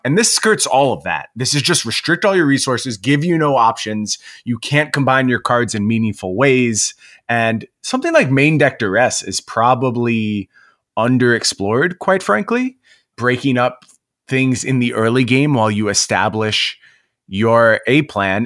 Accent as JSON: {"language": "English", "region": "New York", "country": "United States", "moved": "yes", "said": "I was from New York"}